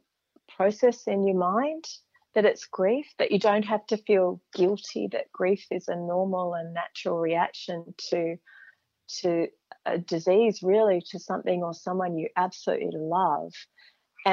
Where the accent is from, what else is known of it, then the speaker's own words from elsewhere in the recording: Perth, Western Australia, Australia; I was growing up in Perth, which is a good 3,000 kilometres from the nearest mountains